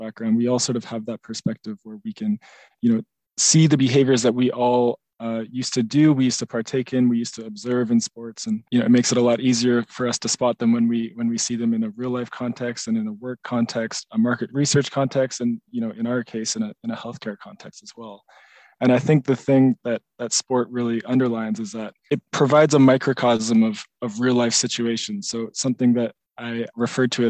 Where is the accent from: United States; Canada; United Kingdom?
Canada; being a Canadian